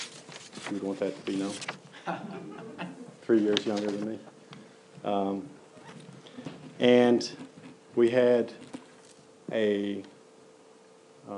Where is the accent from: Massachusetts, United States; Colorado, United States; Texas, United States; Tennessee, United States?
Tennessee, United States; Hurricane Mills; So I grew up in Hurricane Mills. That's close to Waverly, which is close to Dixon, close to Nashville. So Middle Tennessee, homegrown